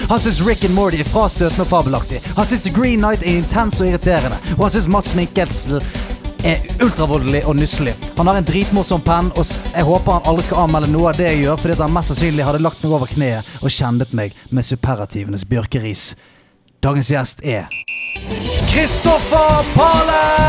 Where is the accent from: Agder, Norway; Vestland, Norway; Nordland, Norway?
Vestland, Norway; Bergen; Jeg er fra Bergen